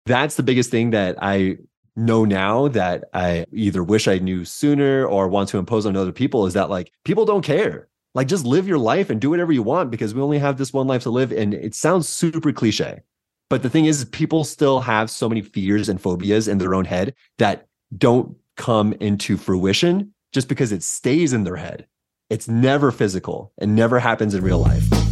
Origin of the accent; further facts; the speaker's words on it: San Diego, California, United States; moved away as an adult; also born or lived in Santa Cruz, United States; now in Denver, United States; Born and raised in San Diego